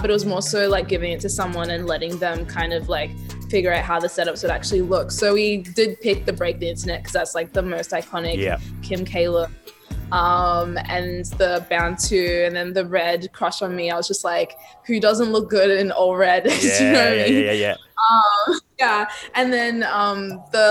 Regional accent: Australia; I'm this artist from Australia

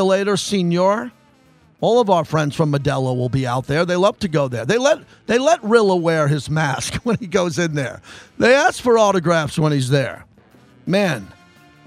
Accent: New York, United States; I'm from New York

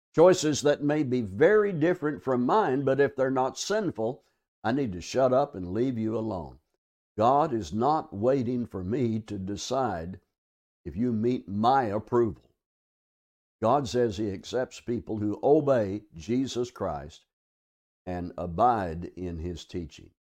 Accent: Arkansas, United States; now in South Texas, United States; I'm from Arkansas

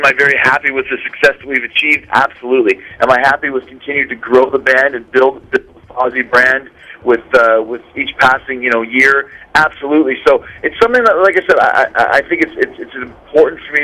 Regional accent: Winnipeg, Manitoba, Canada; growing up in Winnipeg, Canada

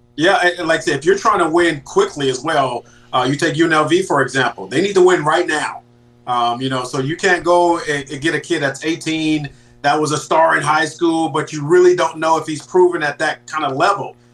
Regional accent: California, United States; I'm from Cali

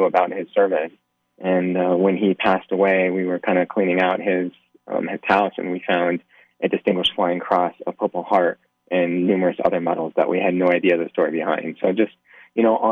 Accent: Nevada, United States; born and raised in Nevada

